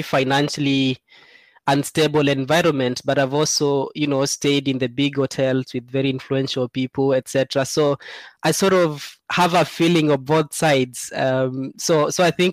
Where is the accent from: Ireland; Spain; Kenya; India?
Kenya; eastern Kenya; I grew up in Seikuru, which is in Eastern Kenya, it's a very arid area.